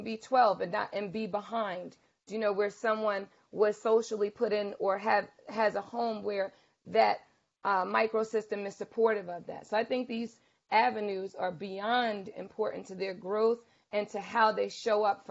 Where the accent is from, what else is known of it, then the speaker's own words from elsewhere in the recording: Bayonne, New Jersey, United States; I'm from Bayonne, and I went to the PAL after school